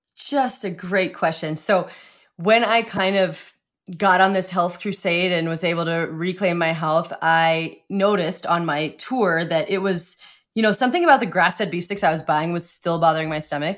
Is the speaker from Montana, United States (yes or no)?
yes; Montana, United States; I grew up in Montana